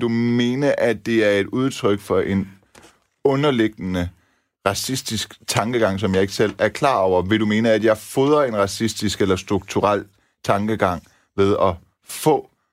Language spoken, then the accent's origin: Danish; Denmark; mine forældre er etniske iranere, ja, ja, ja jeg er dansker med anden etnisk baggrund